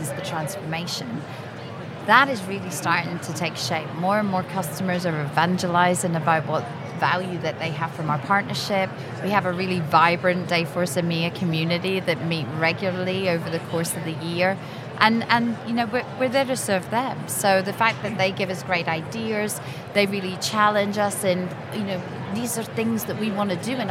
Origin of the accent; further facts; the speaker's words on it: Scotland, United Kingdom; I'm Scottish